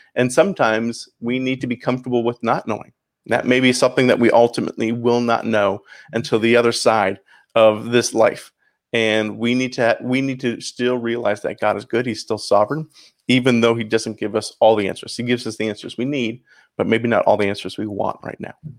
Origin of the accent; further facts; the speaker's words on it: St. Catharines, Ontario, Canada; accent: Canadian; moved away as an adult; also born or lived in Chicago; now in Miami, United States; So I grew up in Saint Catharines, Ontario, about thirty minutes north of Buffalo